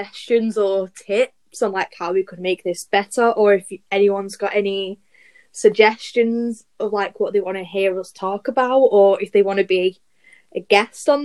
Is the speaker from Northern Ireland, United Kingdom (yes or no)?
no; Salford, North West England, United Kingdom; accent: Salfordian; also born or lived in Trafford (born); I'm 17. I'm from Salford